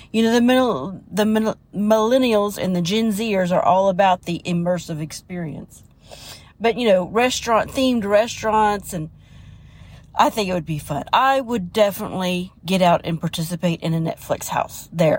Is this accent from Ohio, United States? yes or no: yes; Ohio, United States; moved away as an adult; also born or lived in Orlando; I grew up in Southern Ohio, and then I moved to Florida for a short little while in Orlando, then moved back to Ohio and graduated from Southern Ohio from there. And then I joined the Navy and moved all over.